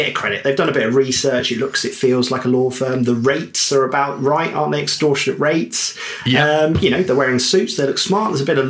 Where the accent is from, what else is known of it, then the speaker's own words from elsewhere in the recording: Devon, South West England, United Kingdom; moved away as an adult; I grew up in Devon by the coast